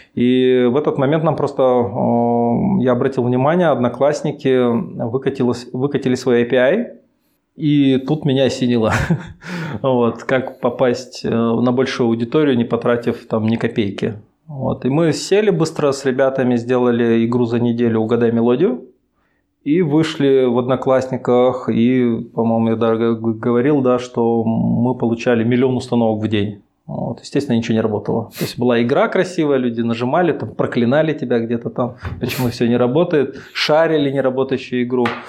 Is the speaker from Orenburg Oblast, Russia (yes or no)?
no; Chelyabinsk, Chelyabinsk Oblast, Russia; moved away as an adult; now in Minsk, Belarus; Я сам из Челябинска